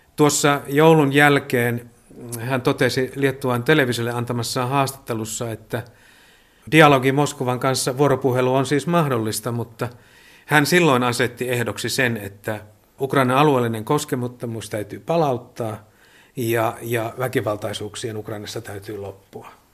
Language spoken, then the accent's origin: Finnish; Joensuu, North Karelia, Finland; moved away as an adult; now in Vilnius, Lithuania; Itse olen Joensuusta kotoisin